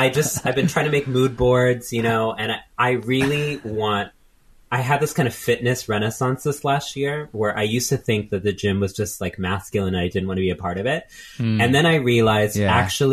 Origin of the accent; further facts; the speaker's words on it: Texas, United States; also born or lived in New York; growing up in Texas as trans people